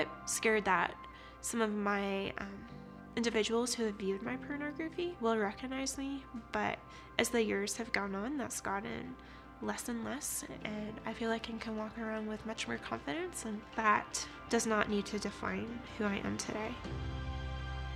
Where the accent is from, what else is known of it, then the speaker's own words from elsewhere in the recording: Canada; I'm originally from Canada